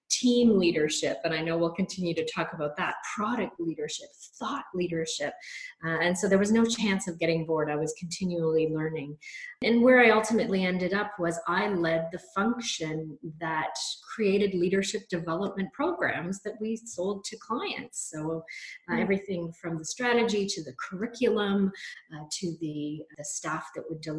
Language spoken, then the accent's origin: English; Canada; also born or lived in London, England / Toronto, Canada; I moved from London, England, uh, where I was doing my graduate school, to a little bit smaller uh, city, certainly in Toronto, Canada, but was much bigger than the place that I had